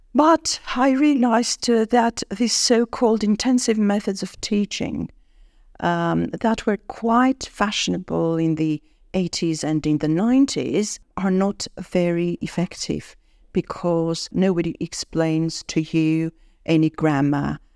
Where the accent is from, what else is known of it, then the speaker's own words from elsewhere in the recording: Yerevan, Armenia; English is a second language; moved away as an adult; also born or lived in Moscow, Russia; It was an English language school in my hometown, uh, in Yerevan